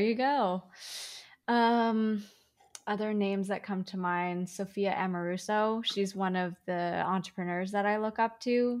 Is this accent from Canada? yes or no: yes; Canada; also born or lived in China; My parents and I moved to Canada when I was four. Uh, we moved from China.